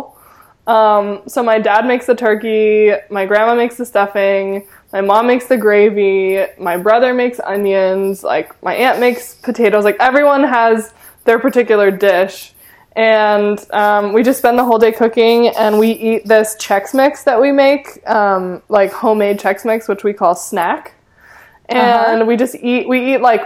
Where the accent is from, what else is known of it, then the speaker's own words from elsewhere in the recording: Ithaca, New York, United States; I was born in Ithaca, which is not too far from Buffalo